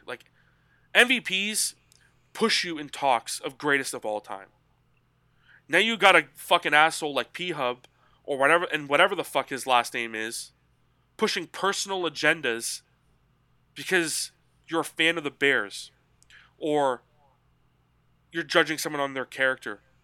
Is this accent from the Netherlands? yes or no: no; Canada; I'm Canadian